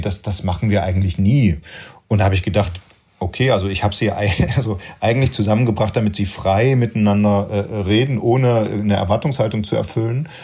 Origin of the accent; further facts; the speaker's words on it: Germany; als Deutscher und als Nachgeborener